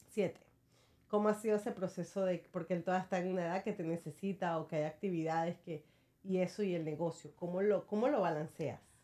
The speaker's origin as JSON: {"language": "Spanish", "country": "Venezuela", "moved": "yes", "lives_now": "United States", "said": "Soy venezolana"}